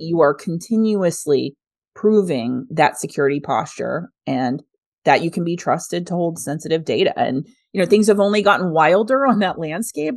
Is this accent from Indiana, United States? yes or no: no; Kansas, United States; I'm a kid from Kansas